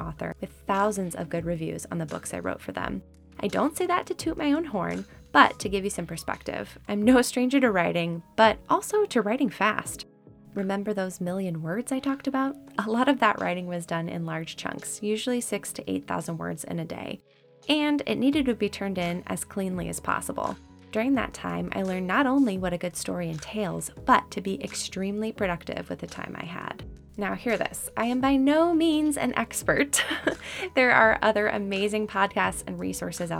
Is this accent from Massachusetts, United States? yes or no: no; California, United States; moved away as an adult; now in Indiana, United States; a born and raised Californian